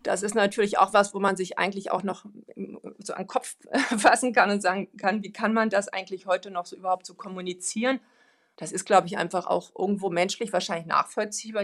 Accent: Sweden; moved away; ich bin ja selber auch Schwedin

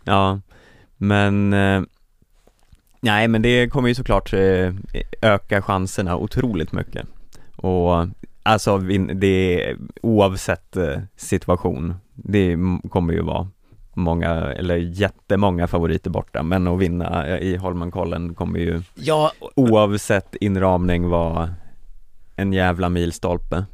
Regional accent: Sweden; som svensk

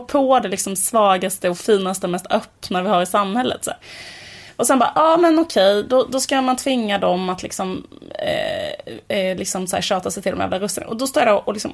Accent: Borås, Västra Götaland, Sweden; det var när vi var små och bodde i Borås, ett sånt höghusområde

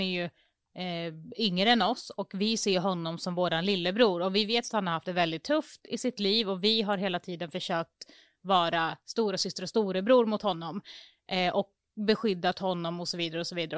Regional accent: Mjölby, Östergötland, Sweden; det är ju faktiskt staden som jag kommer ifrån också

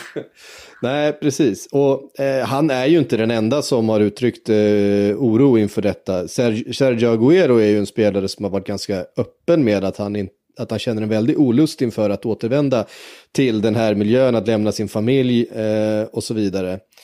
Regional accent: Tibro, Västra Götaland, Sweden; jag är född i Tibro

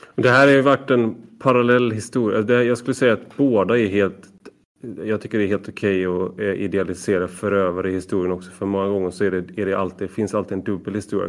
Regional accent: Gothenburg, Västra Götaland, Sweden; som en del hör så kommer jag från Göteborg

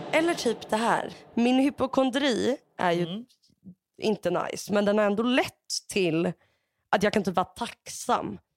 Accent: Sweden; som deprimerad svensk

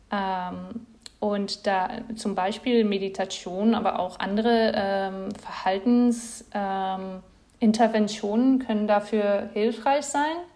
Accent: Netherlands; German is a second language; now in Leipzig, Germany; bin ich äh, nach Leipzig gezogen bin, äh, aus den Niederlanden, das ist ja nicht so spezifisch

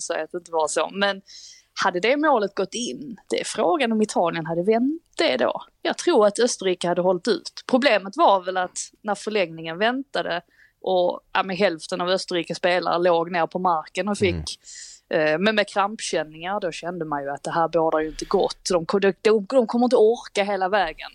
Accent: Sweden; Vi är trots allt svenskar

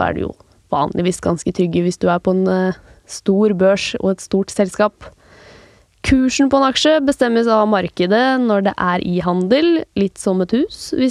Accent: Norway; selv om jeg er norsk, så kan jeg handle på utenlandske børser?

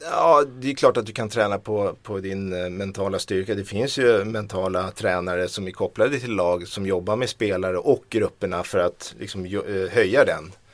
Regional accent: Sweden; jag kommer från Sverige

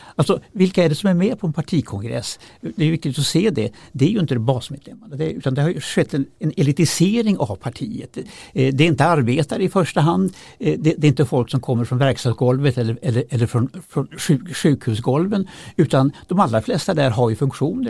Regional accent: Kramfors, Västernorrland County, Sweden; moved away; själv kommer jag från Kramfors. Eh, när jag växte upp där på 60-talet

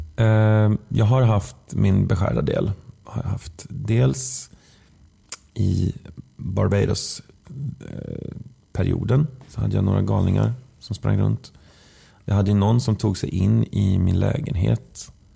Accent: Västergötland, Västra Götaland, Sweden; Vi är västgötar båda två

